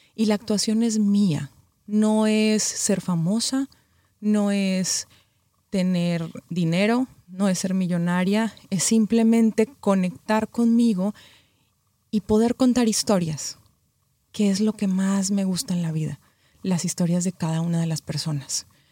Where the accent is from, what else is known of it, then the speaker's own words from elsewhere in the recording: Colombia; moved away as an adult; also born or lived in Mexico; now in Los Angeles, United States; Yo soy colombiana, viví 13 años en México, ahora vivo en Los Ángeles hace un año justo